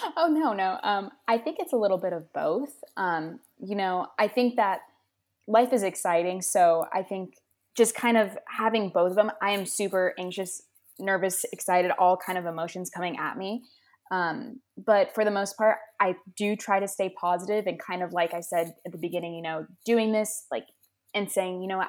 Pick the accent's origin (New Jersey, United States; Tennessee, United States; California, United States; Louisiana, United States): California, United States; Los Angeles; moved away as an adult; now in Massachusetts, United States; I am from Los Angeles, California, and I did move to Massachusetts